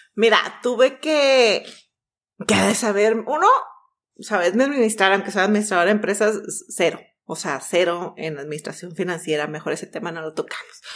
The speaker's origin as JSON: {"language": "Spanish", "country": "Mexico", "also_born_or_lived": "Vancouver, Canada", "said": "Salimos de la misma escuela, somos mexicanas"}